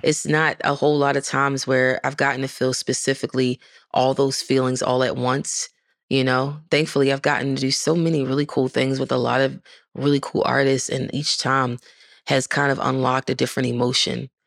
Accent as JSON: {"language": "English", "town": "Baltimore", "region": "Maryland", "country": "United States", "moved": "as an adult", "lives_now": "Nashville, United States", "said": "I'm from Baltimore"}